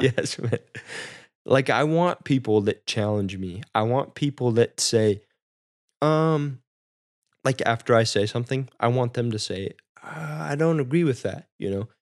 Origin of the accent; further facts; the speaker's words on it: Midwest, United States; growing up in the Midwest, small town